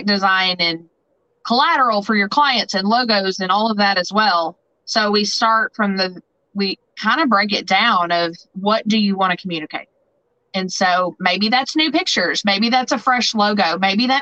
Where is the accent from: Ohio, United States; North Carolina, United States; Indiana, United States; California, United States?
Indiana, United States; Southern; accent: twang; moved away as an adult; also born or lived in Nashville, Tennessee / Jackson, Tennessee / Paducah / Evansville; now in St. Louis, United States; you probably hear my twang. So I'm originally from Southern Indiana